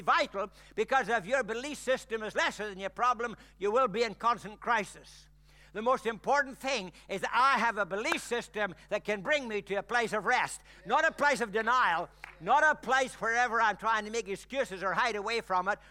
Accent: Ireland; I'm Irish

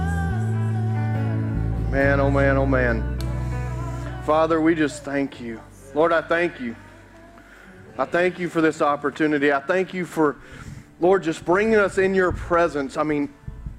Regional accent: Carroll County, Georgia, United States; I grew up in Douglasville, in Carroll County

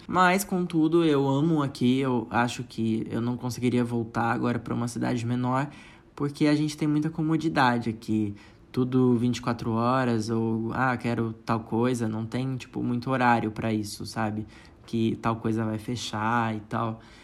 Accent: Franca, São Paulo, Brazil; moved away as an adult; now in São Paulo, Brazil; eu sou da cidade de Franca, interior de São Paulo

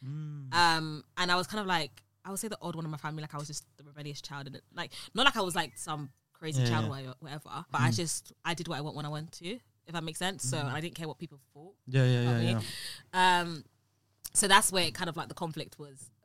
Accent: London, United Kingdom; accent: UK London; I've got a UK London accent

